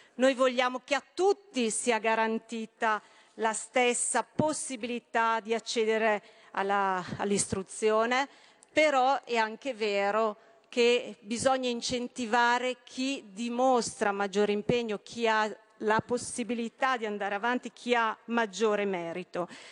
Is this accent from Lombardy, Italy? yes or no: yes; Brescia, Lombardy, Italy; sono bresciana